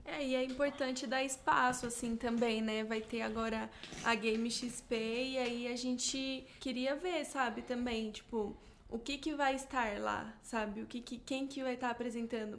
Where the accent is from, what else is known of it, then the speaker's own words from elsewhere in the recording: Barueri, São Paulo, Brazil; não é a região metropolitana de São Paulo, não é Barueri, não é onde eu cresci